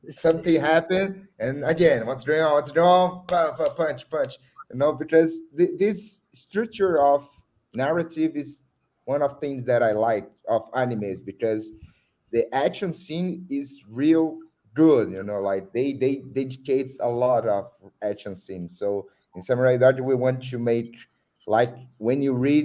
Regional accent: Osasco, São Paulo, Brazil; I'm from Osasco. It's a small city here in São Paulo in Brazil.

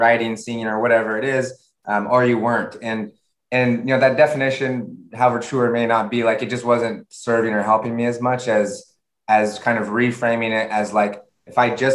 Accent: San Diego, California, United States; moved away; also born or lived in San Francisco Bay Area; I'm originally from San Diego, I moved up to the Bay Area in San Francisco.

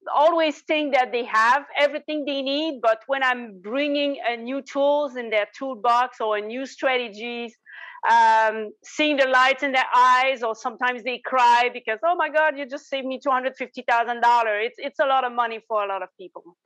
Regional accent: Quebec, Canada; accent: Quebec; in the corner of Quebec. So that's where you see my accent

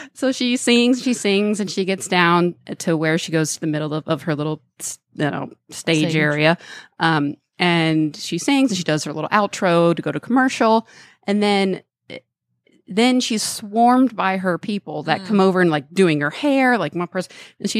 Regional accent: Dallas, Texas, United States; moved away; And I said, oh, from Dallas.

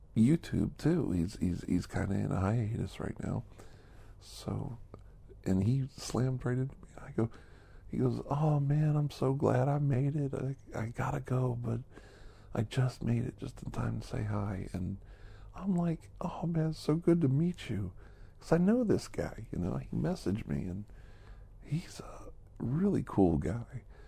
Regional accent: United States; back in the United States of America, back in my hometown

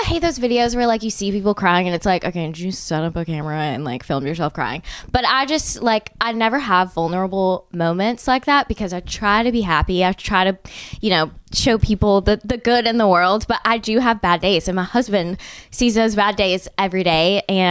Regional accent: Birmingham, Alabama, United States; now in Nashville, United States; I think we're from Birmingham and I love Birmingham, but like at the time it was a little boring

